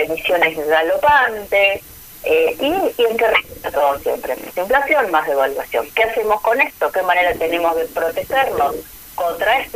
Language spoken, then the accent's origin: Spanish; Argentina; como argentinos